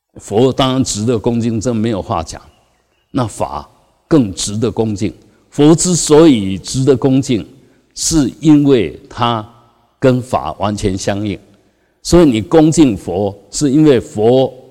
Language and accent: Chinese; Taiwan; 我们台湾人